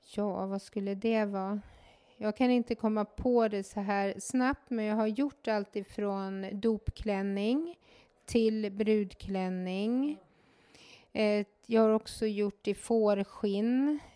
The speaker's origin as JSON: {"language": "Swedish", "town": "Mora", "region": "Dalarna County", "country": "Sweden", "tie": "born or raised there", "said": "är född och uppvuxen i Mora"}